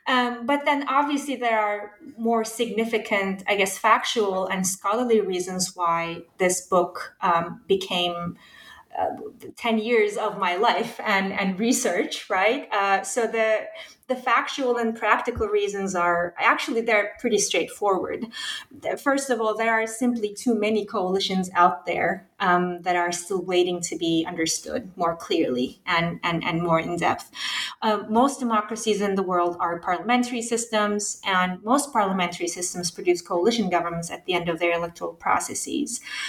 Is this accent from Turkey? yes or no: yes; Turkey; So I was born and raised in Turkey during the 1990s, late 80s, early 90s.